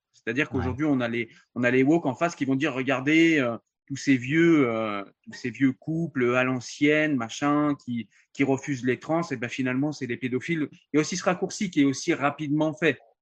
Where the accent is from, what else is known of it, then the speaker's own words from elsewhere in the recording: France; je suis français